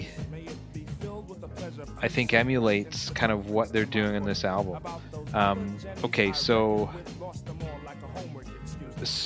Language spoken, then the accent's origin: English; Canada; I'm white and I grew up in Canada.